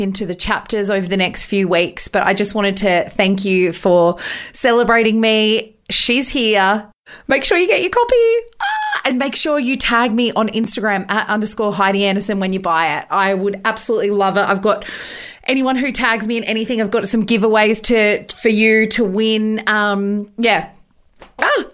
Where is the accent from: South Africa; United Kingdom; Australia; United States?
Australia; Bathurst, New South Wales; growing up in Bathurst